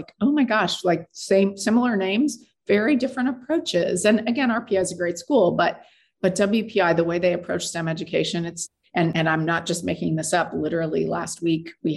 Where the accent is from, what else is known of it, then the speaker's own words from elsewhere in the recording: Tempe, Arizona, United States; moved away; I grew up in Arizona on the campus of Arizona State University